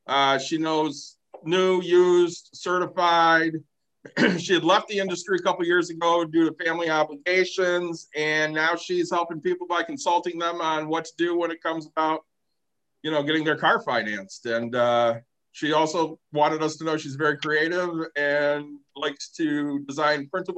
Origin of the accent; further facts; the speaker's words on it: Chicago, Illinois, United States; my hometown of Chicago, Illinois.